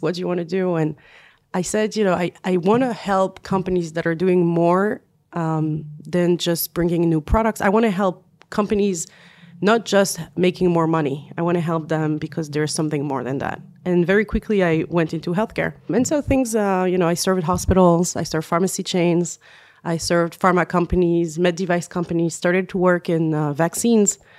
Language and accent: English; France; accent: French; English is a second language; also born or lived in United States / Israel; now in Tel Aviv, Israel; I'm originally from France, as some of you may hear from my accent.